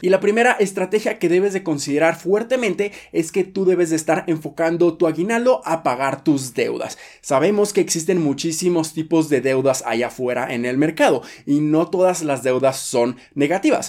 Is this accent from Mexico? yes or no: yes; Mexico; nosotros como mexicanos